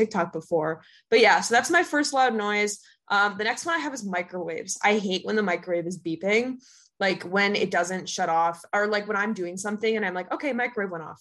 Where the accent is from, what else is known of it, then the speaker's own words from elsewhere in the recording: Minnesota, United States; now in New York, United States; I go home to Minnesota